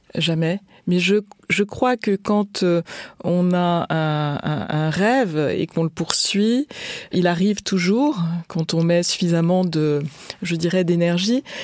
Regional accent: France; Je suis née et grandi en France

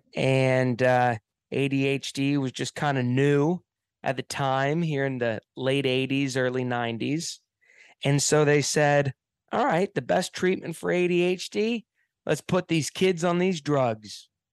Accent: Hilton Head Island, South Carolina, United States; I grew up on an island here in America. Uh, it's called Hilton Head Island. It's in the state of South Carolina

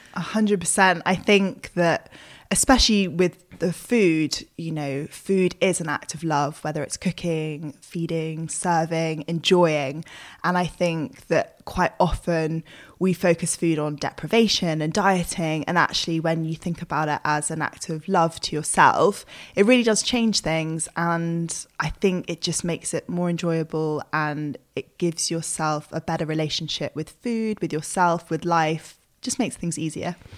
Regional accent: United Kingdom; as British people

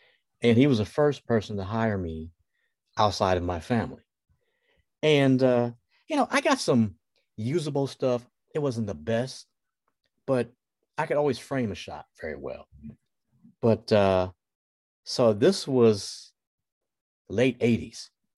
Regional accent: Detroit, Michigan, United States; moved away as an adult; also born or lived in Los Angeles / Houston / Dallas; I'm from Detroit, Michigan. I've lived in Los Angeles, Houston, Dallas, and Detroit.

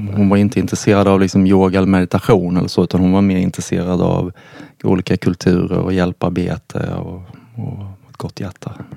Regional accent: Karlshamn, Blekinge, Sweden; jag växte upp i en, i en liten eh, stad i södra Sverige som heter Karlshamn

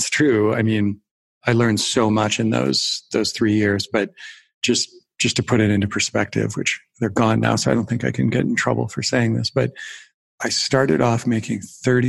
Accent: Wisconsin, United States; I grew up in Wisconsin

